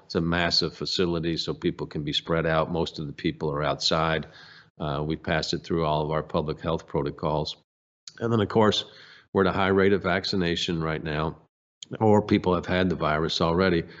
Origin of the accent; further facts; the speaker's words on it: United States; I'm from the United States of America